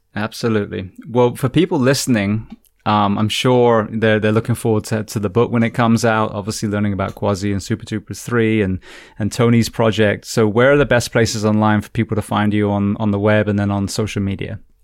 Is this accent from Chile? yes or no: no; England, United Kingdom; also born or lived in California; now in Florida, United States; I'm from England. I'm from a cold, wet